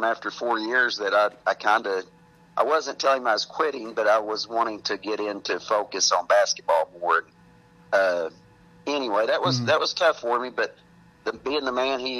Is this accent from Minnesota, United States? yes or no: no; Ada, Oklahoma, United States; also born or lived in Velma, Oklahoma; Growing up, I grew up in Ada, Oklahoma, and went to Ada High School